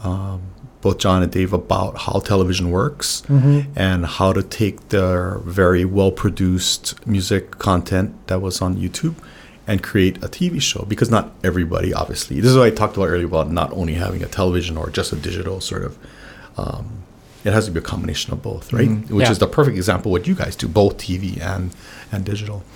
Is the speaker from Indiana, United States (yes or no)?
no; Hawaii, United States; I grew up here and in Hawaii